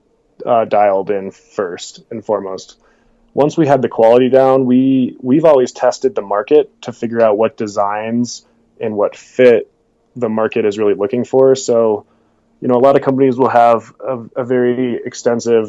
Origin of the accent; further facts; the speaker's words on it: Vail, Colorado, United States; moved away as an adult; also born or lived in Jackson Hole, Wyoming; I grew up, born and raised in Vail, Colorado, and back here now